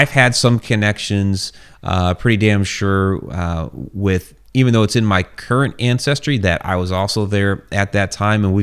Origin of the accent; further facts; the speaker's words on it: Ohio, United States; moved away as an adult; also born or lived in Alaska / Maryland; I was born in Ohio.